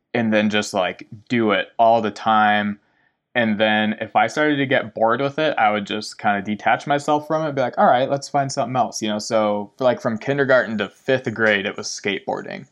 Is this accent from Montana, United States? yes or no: yes; Laurel, Montana, United States; also born or lived in Bozeman, Montana; I grew up in Laurel, Montana. Man, lived there for twenty years before I moved to Bozeman